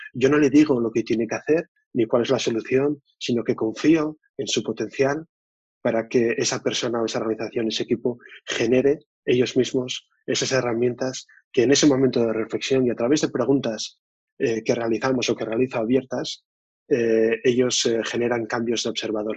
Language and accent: Spanish; Oviedo, Asturias, Spain; soy de Asturias, de Oviedo